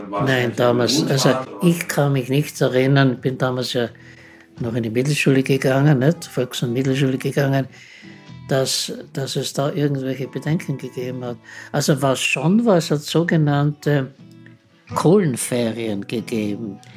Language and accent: German; Austria; Im Faber, die es bei uns in Österreich gibt